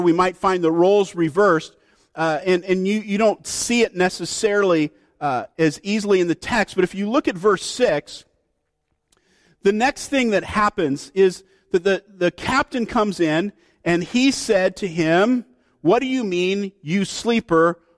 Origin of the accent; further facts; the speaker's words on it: Oregon, United States